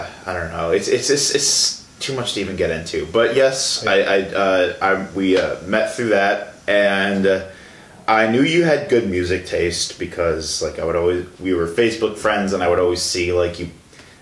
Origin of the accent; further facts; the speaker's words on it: Chicago, Illinois, United States; I'm from Chicago.